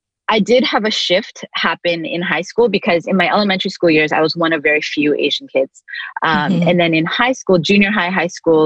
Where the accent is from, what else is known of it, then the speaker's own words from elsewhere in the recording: Vancouver, British Columbia, Canada; also born or lived in Toronto, Canada; I was born on the East Coast, so close to Toronto. Okay. So lived in Toronto until I was six, moved to Vancouver.